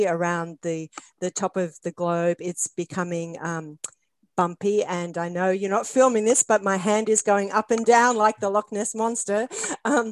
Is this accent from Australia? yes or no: yes; Australia; I'm Australian, and so maybe it's just an accent thing.